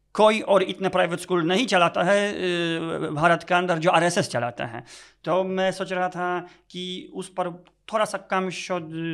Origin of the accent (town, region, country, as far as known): Poland; first language Polish; Hindi is a second language; moved away; also born or lived in Delhi